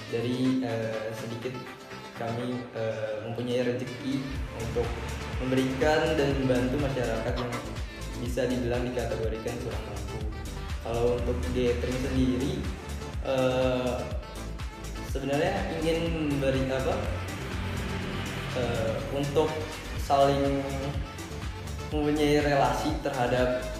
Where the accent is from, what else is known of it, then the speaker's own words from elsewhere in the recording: Tangerang, Banten, Indonesia; Uh, saya dari Tangerang.